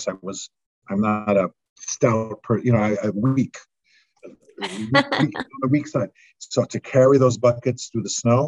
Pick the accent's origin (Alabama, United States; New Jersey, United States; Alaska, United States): New Jersey, United States; Palisades Park; moved away as an adult; also born or lived in Doylestown, Pennsylvania; now in Vermont, United States; I grew up in Palisades Park, New Jersey.